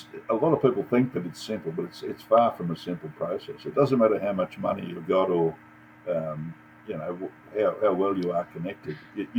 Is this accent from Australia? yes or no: yes; Australia; Serbs, of which I'm a full-blooded Serb, even though I was raised in Australia.